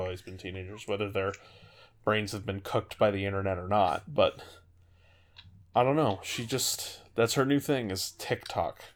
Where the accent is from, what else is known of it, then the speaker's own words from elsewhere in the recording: California, United States; I grew up in California